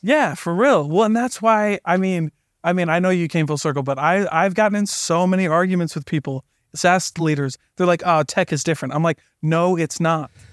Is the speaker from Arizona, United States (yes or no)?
no; the Midwest, Iowa, United States; I'm from the Midwest